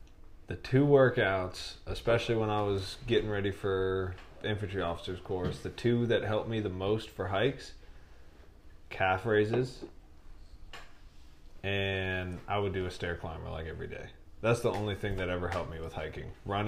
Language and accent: English; New Hampshire, United States; Bro, I grew up in New Hampshire. It's like Vermont, but dude, it's not upside down.